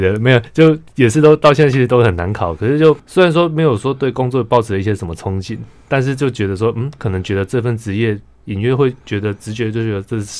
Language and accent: Chinese; Tainan, Taiwan; 台南是我家乡，我出生的地方。